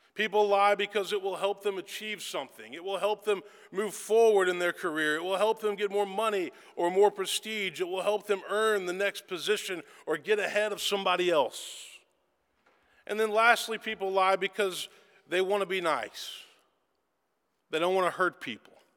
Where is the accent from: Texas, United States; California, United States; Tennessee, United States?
Tennessee, United States; Memphis; I was born and raised in Memphis, Tennessee